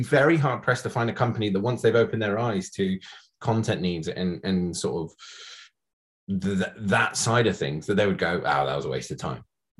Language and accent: English; Scotland, United Kingdom; we're both from Scotland. I probably don't sound it, but I promise you I am.